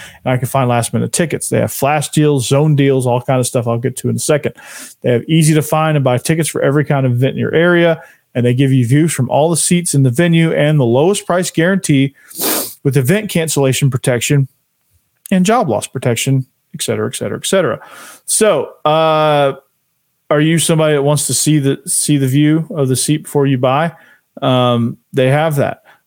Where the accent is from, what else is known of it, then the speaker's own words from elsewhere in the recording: Atlanta, Georgia, United States; I grew up in Atlanta, Georgia.